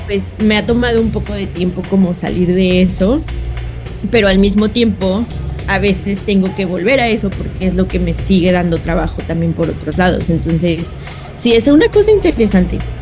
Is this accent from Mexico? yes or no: yes; Guanajuato, Mexico; now in San Francisco, United States; yo crecí en México, entonces, obviamente, y sobre todo en Guanajuato